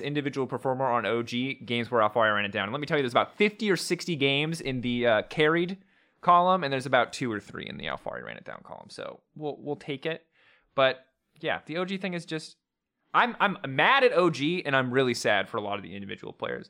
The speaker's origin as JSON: {"language": "English", "country": "United States", "tie": "born or raised there", "said": "growing up in America"}